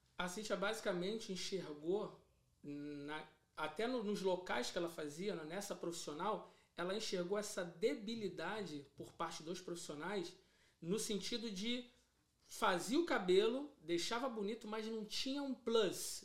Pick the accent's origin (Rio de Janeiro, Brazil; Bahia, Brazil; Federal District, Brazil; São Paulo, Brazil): Rio de Janeiro, Brazil; eu sou cria, né? Que a gente costuma dizer cria de Bangu, do Rio da Prata de Bangu